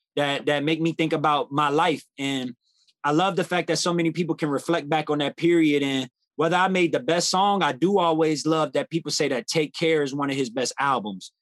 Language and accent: English; New Orleans, Louisiana, United States; born and raised in New Orleans